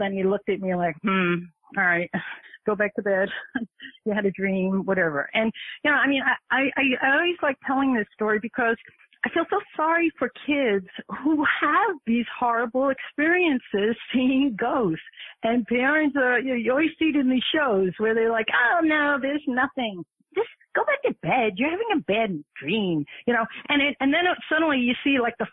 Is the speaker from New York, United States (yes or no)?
yes; New York City, New York, United States; I was born and raised in the Bronx.